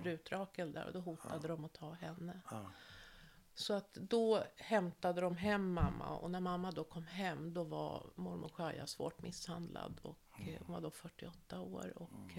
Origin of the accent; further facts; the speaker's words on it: Norrköping, Östergötland, Sweden; now in Stockholm County, Sweden; jag är född 1960 i Norrköping